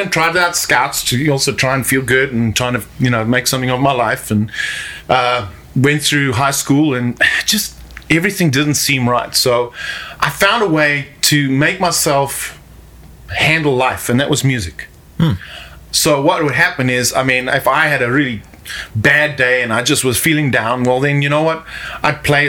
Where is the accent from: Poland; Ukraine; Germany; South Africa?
South Africa; moved away as an adult; now in Mexico; I grew up in South Africa